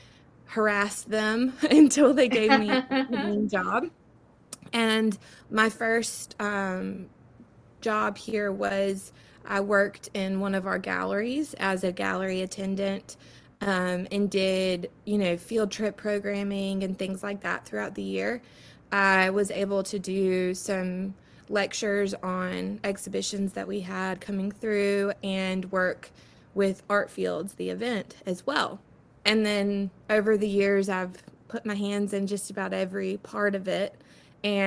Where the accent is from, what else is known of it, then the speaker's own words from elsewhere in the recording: Florence, South Carolina, United States; I am from Florence, South Carolina. That's where I spent most of my life